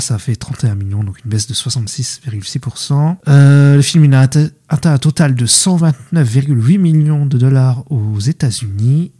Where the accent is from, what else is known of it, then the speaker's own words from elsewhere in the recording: France; on voit en tant que Français